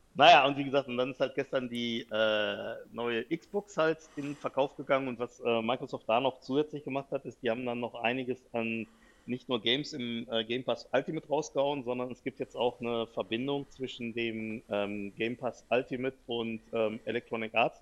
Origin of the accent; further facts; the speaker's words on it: North Rhine-Westphalia, Germany; Ich komme hier aus Westfalen